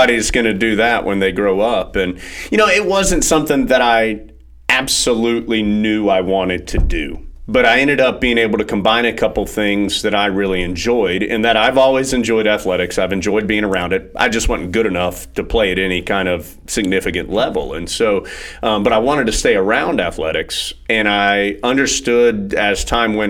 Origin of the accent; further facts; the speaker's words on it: Jacksonville, North Carolina, United States; also born or lived in Sanford, North Carolina / Philadelphia; I grew up down in Jacksonville, about 2 hours away